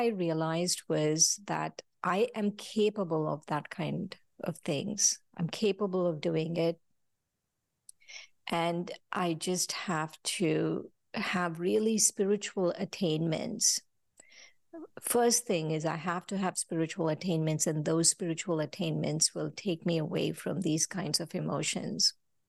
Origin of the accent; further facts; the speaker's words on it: India; I came from India and I realized I was going through jealousy